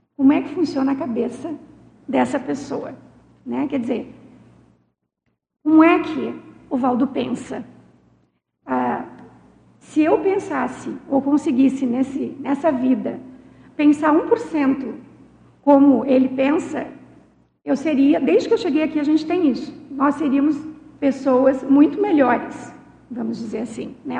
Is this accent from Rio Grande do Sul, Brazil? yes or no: yes; Rio Grande do Sul, Brazil; eu sou gaúcha